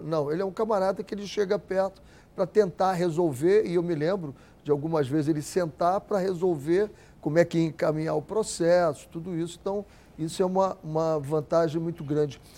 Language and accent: Portuguese; Rio de Janeiro, Brazil; eu sou de Cavalcante